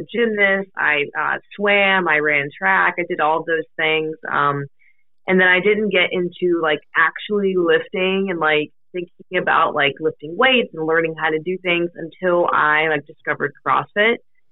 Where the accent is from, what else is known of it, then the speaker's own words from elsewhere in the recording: Pittsburgh, Pennsylvania, United States; also born or lived in Akron, Ohio; I'm from Pittsburgh, Pennsylvania. So I've lived here my entire life.